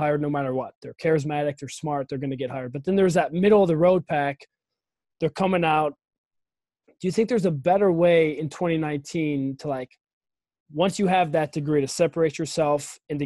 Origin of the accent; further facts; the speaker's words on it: Cleveland, Ohio, United States; I'm from Cleveland.